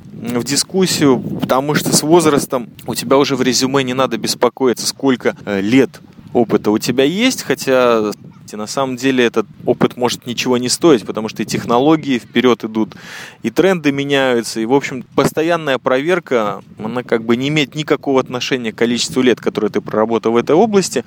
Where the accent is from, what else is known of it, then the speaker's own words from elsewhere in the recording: Israel; я чаймастер, и я из Израиля